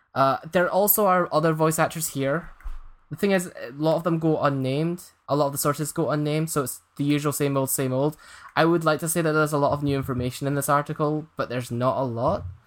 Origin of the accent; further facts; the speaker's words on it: east of Scotland, United Kingdom; my hometown's a small place in east of Scotland